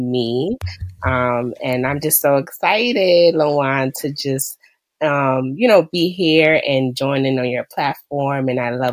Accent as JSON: {"language": "English", "region": "New York", "country": "United States", "said": "I am from New York, where on a day-to-day basis, I am a school, special education school manager"}